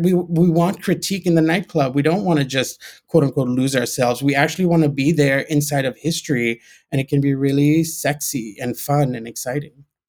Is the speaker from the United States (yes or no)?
no; Ghana; moved away; also born or lived in Gibraltar / Pakistan (family origin); I grew up in Ghana. I was born in Gibraltar.